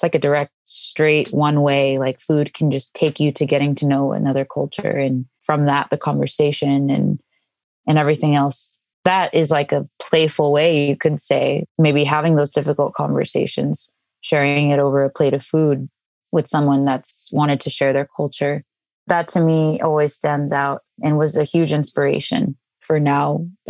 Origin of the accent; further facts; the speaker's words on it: Mexico; well, I'm Mexican, but let me explain this long journey that took me back to my language.